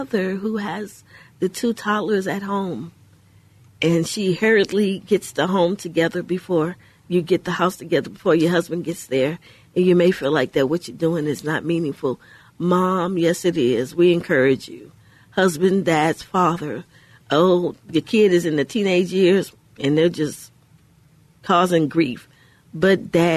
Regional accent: Houston, Texas, United States; We grew up in Houston, in the inner city in Houston, Texas

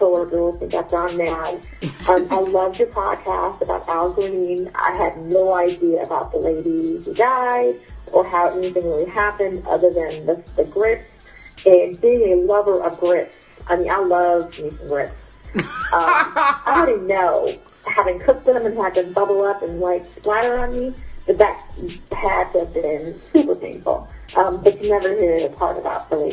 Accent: California, United States; I'm from Cali

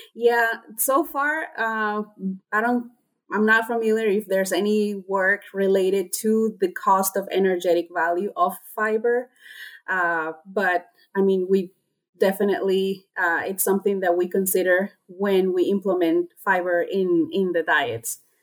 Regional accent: Honduras; moved away as an adult; also born or lived in North Carolina, United States; I am originally from Honduras

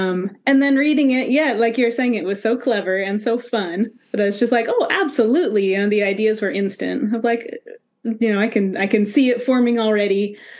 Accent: Arizona, United States; I grew up childhood in Arizona.

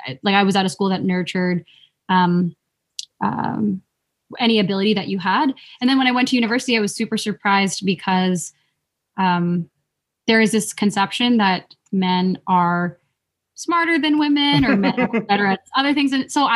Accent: Philippines; I think there are some tropes around some things that people associate with being Filipino, such as, like, oh, we like to sing karaoke.

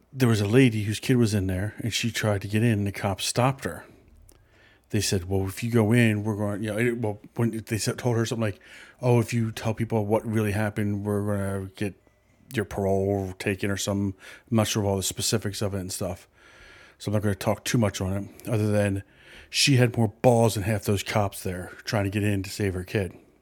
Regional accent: Philadelphia, Pennsylvania, United States; I grew up in Philadelphia

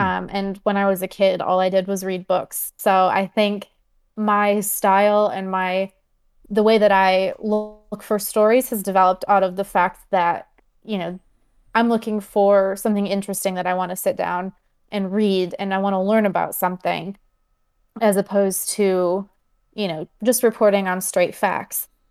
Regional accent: Michigan, United States; I grew up in Michigan

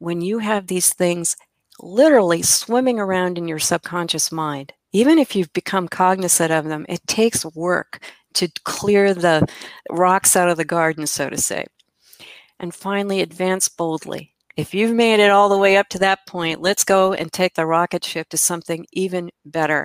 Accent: Midwest, United States; I'm from the Midwest. We still say girls.

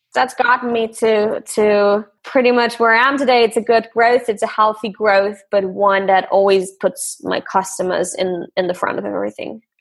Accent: Austria; I grew up in Austria

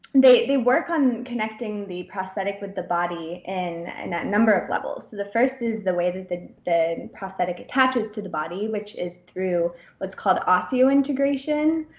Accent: San Francisco, California, United States; moved away as an adult; also born or lived in Pennsylvania / Bend, Oregon / Durham, North Carolina / Boulder, Colorado; now in Sweden; I'm from the West Coast originally. I was born actually in Pennsylvania, but moved to San Francisco area when I was one

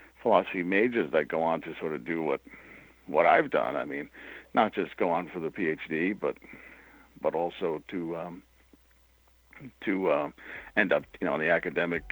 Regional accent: New York City, New York, United States; moved away as an adult; also born or lived in Syracuse, New York; I grew up in New York City

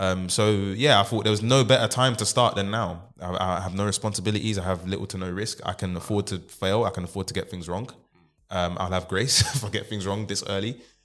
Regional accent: London, United Kingdom; I grew up in South London, Deptford

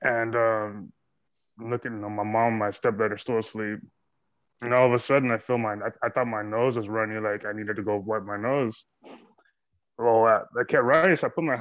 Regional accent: Kingsville, Texas, United States; I'm from Kingsville, Texas, by the King Ranch area

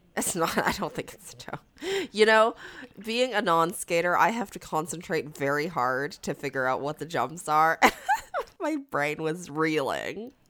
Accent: Canada; I'm Canadian.

